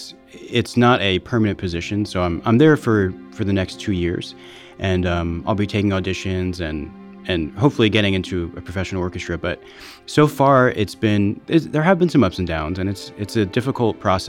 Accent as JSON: {"language": "English", "town": "Allentown", "region": "Pennsylvania", "country": "United States", "said": "I'm from Allentown, Pennsylvania"}